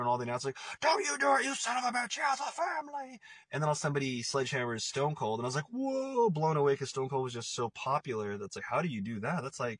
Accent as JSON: {"language": "English", "town": "Portland", "region": "Oregon", "country": "United States", "also_born_or_lived": "Los Angeles, California", "said": "I'm actually from Portland, and I'm here right now."}